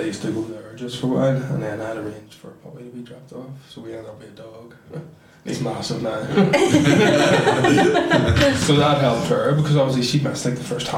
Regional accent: Belfast, Northern Ireland, United Kingdom; I'm from Belfast

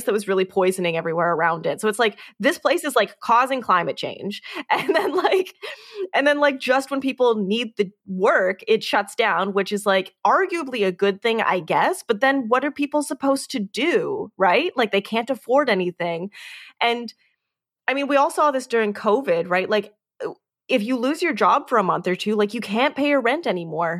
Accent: Canada; We're Canadian

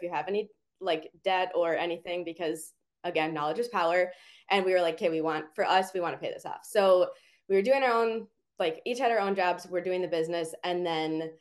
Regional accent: Minneapolis, Minnesota, United States; also born or lived in Santa Barbara; Minneapolis, where we're both from

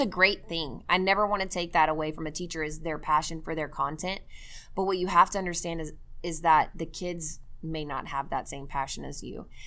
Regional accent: Mesquite, Texas, United States; my hometown, by the way, of Mesquite, Texas

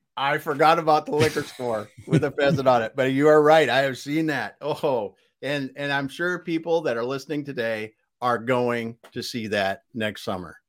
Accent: South Dakota, United States; the state where we grew up in South Dakota

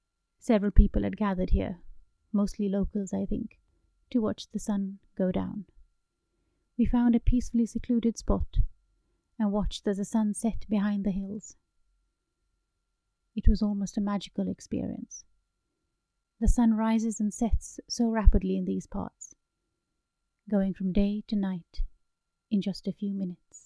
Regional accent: United Kingdom; As a British Indian married to a Swede

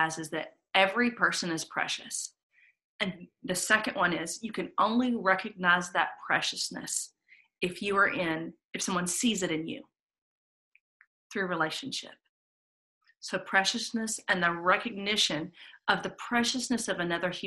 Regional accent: Atlanta, Georgia, United States; I grew up here in Atlanta in a very civil rights oriented city

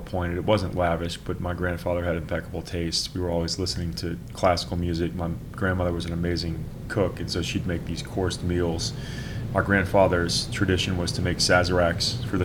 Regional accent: Louisiana, United States; I grew up at home in Louisiana amongst a great community

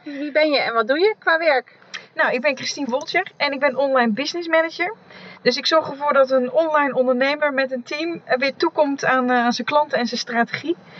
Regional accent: Achterhoek, Gelderland, Netherlands; ik ben in de Achterhoek opgegroeid

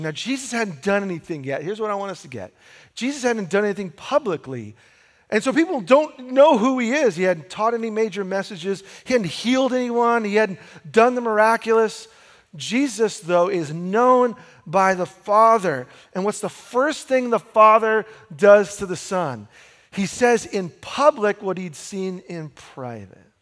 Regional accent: United States; we're American

